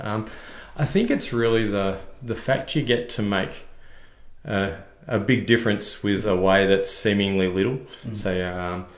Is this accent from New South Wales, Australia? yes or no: no; Victoria, Australia; now in Queensland, Australia; Originally from Victoria, so a bit like yourself, this isn't my natural home